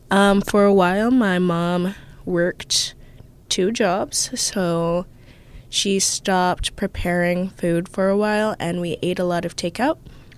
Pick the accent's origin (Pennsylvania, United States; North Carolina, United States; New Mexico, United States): New Mexico, United States; born there; I like to say that we are from all over the place. I was born in New Mexico, and now I live here.